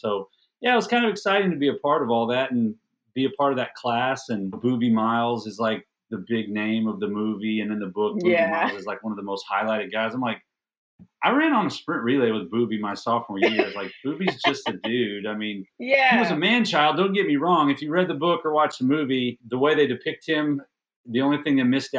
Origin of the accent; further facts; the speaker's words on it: Odessa, Texas, United States; now in The Woodlands, United States; Well, I'm in Houston now. I live in a suburb of Houston called the Woodlands, mm-hmm. and we're on the north part of Houston. But I was raised out in Odessa, So I'm I actually graduated from a school called Permian High School out in Odessa